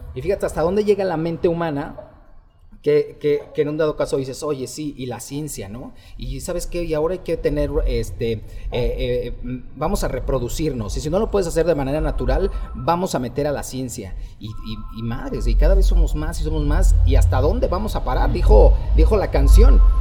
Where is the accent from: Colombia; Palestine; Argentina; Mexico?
Mexico; venimos de México